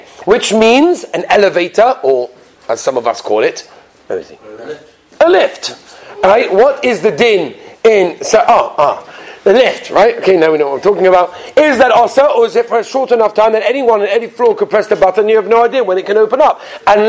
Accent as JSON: {"language": "English", "region": "England", "country": "United Kingdom", "said": "I'm English. I guess that's what it is, right? When you're English, you go to these tours."}